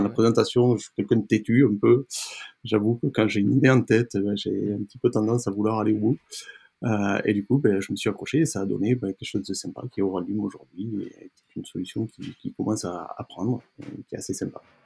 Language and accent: French; Génolhac, Occitania, France; also born or lived in Toulon; je suis né donc, euh, dans les Cévennes, une partie un petit peu montagneuse